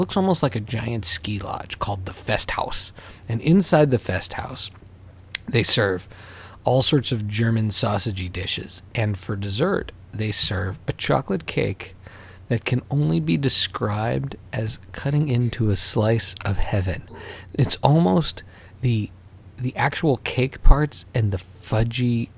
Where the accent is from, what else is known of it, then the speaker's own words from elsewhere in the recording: Montreal, Quebec, Canada; We grew up in Montreal, home of La Ronde.